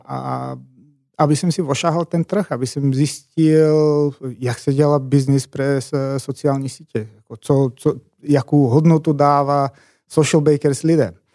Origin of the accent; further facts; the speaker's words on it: eastern Macedonia, North Macedonia; Czech is a second language; moved away as an adult; now in Prague, Czech Republic; já přicházím z takového malého městečka z východní Makedonie, ne z hlavního města, a do Čech jsem přijel, ty bláho, tak je to skoro 11 let